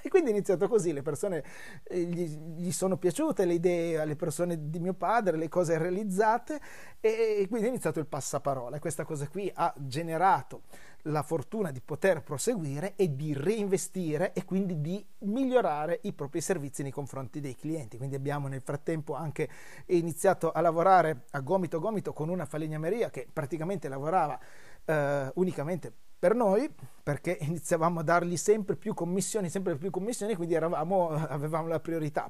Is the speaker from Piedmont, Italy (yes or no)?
yes; Brusasco, Piedmont, Italy; elementare, andavo verso la terza, mi ricordo, e le scuole erano proprio di fronte al negozio, in questo incrocio che c'è tutt'oggi a Brusasco